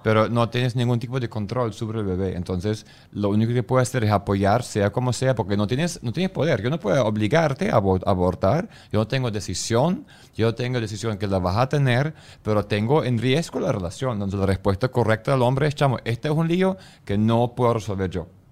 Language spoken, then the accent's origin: Spanish; Germany; como alemán